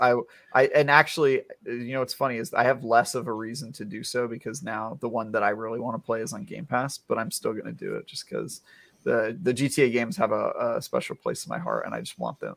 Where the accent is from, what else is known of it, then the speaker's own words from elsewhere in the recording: East Bay, Northern California, United States; I grew up in uh, East Bay, NorCal